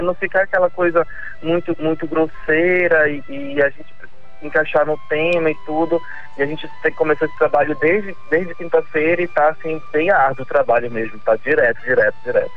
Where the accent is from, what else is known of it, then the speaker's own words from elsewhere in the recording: Pará, Brazil; somos paraenses